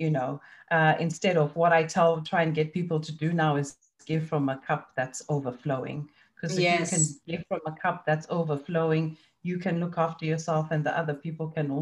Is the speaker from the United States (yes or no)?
no; Zimbabwe; moved away; I grew up in Zimbabwe and it's a cash economy